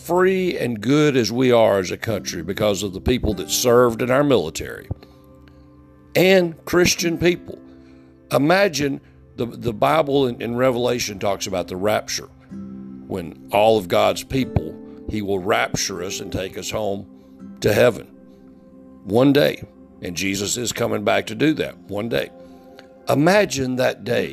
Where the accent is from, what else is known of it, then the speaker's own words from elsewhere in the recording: United States; as an American